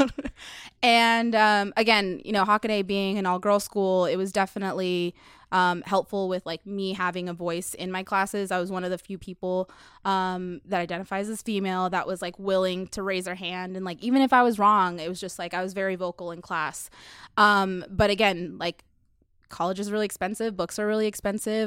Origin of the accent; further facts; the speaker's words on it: United States; I'm from America